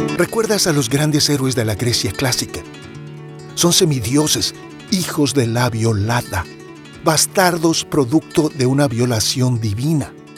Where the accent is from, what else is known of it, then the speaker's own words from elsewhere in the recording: Mexico; Soy mexicano, mestizo, mexicanísimo